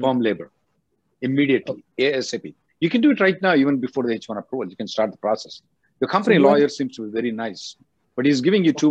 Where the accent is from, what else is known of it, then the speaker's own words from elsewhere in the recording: India; now in United States; I came from India. I know it is not a good idea to do anything else other than change of status.